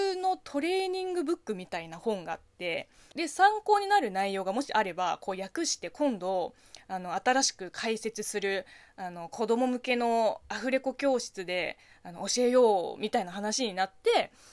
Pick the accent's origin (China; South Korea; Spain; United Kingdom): China; Japanese is a second language; moved away as an adult; also born or lived in Beijing; now in Japan; 中国生まれ、中国育ちの私